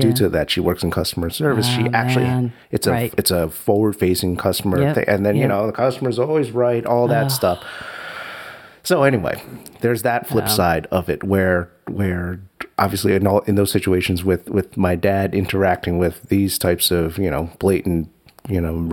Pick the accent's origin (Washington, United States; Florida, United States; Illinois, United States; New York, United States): New York, United States; New York City; Jackson Heights, New York City